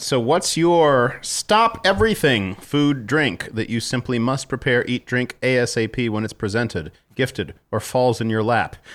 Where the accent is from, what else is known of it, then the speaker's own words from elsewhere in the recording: San Antonio, Texas, United States; we're from San Antonio